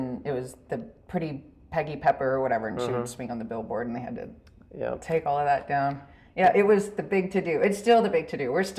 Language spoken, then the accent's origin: English; Dublin, Texas, United States; So I grew up in Dublin, Texas.